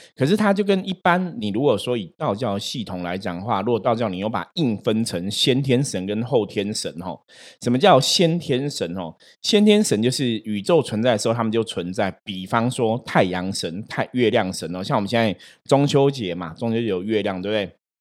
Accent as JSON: {"language": "Chinese", "region": "Taipei", "country": "Taiwan", "tie": "born or raised there", "said": "我们在士林哦，我以前读书学校旁边就有个大树公"}